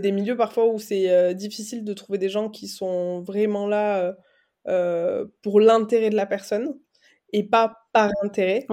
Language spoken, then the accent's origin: French; Aveyron, Occitania, France; moved away as an adult; also born or lived in Toulouse / Dublin / Barcelona; now in Paris, France; j'ai grandi en Aveyron, j'ai étudié à Toulouse, à Dublin, à Barcelone